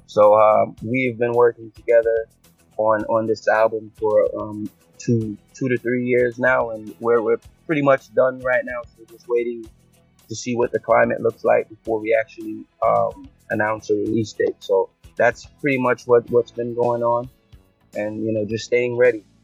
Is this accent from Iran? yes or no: no; Jamaica; now in United States